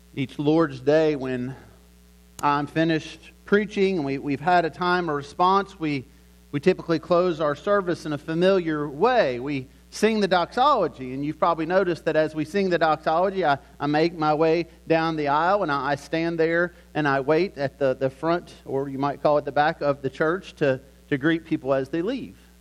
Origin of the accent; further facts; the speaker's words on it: Lynchburg, Virginia, United States; I grew up in Lynchburg, Virginia